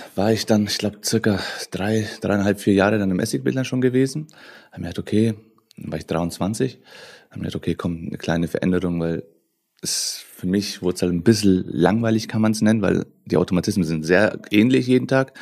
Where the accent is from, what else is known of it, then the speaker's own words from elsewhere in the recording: Nuremberg, Bavaria, Germany; ich bin in Nürnberg äh, groß geworden, geboren